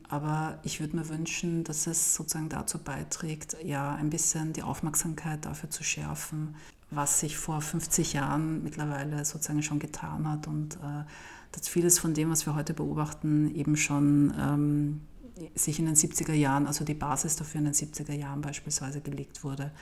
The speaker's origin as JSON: {"language": "German", "region": "Vienna", "country": "Austria", "said": "aus Wien"}